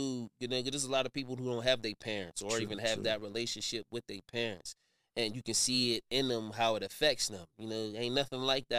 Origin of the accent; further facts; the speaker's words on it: Wilkinsburg, Pennsylvania, United States; I'm from Wilkinsburg. You know, mm-hmm. I grew up, born and raised in Wilkinsburg. You know what I mean? Pittsburgh, you know, my family, they my people.